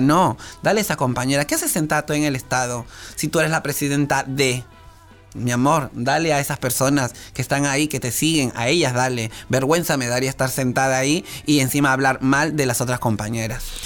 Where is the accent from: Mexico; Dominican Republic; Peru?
Peru; now in Argentina; soy de Perú